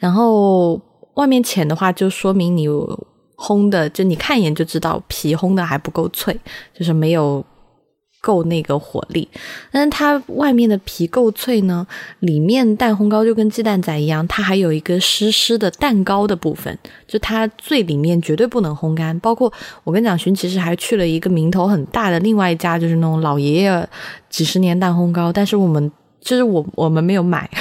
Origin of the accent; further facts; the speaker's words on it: Sichuan, China; now in Beijing, China; 我自己在四川长大